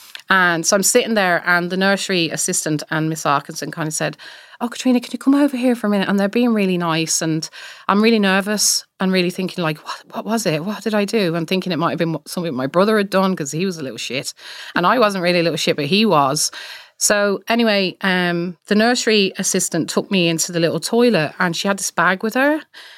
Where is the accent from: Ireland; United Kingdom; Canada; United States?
Ireland; I'm from Ireland as well.